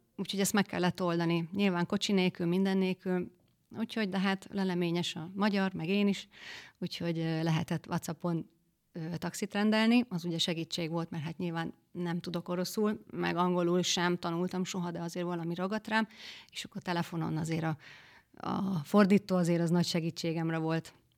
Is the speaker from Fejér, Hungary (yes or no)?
no; a village near Győr, Győr-Moson-Sopron, Hungary; moved away as an adult; now in Balogunyom, Hungary; én Győr melletti faluból származunk, és ez egy szomszéd falu